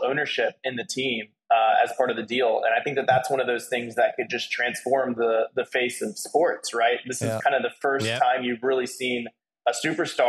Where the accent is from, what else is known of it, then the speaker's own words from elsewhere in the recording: Nashville, Tennessee, United States; now in Puerto Rico; I'm actually from Nashville